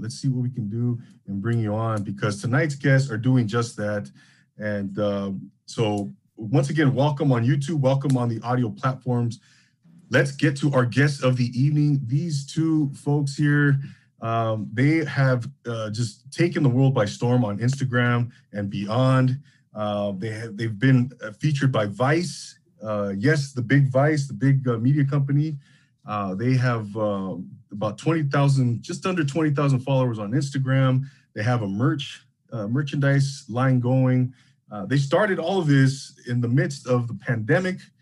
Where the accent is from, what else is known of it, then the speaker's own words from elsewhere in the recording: Rancho Cucamonga, California, United States; growing up in the Inland Empire in Rancho Cucamonga in the early '90s